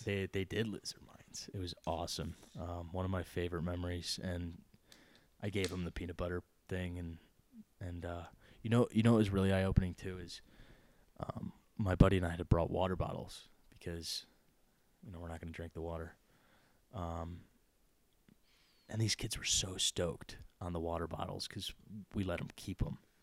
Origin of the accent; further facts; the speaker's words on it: Detroit, Michigan, United States; I'm from Detroit